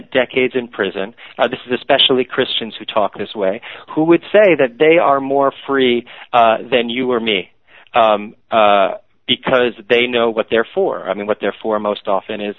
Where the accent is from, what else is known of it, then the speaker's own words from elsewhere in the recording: New York City, New York, United States; I grew up in New York City, raised by essentially agnostic Orthodox Jews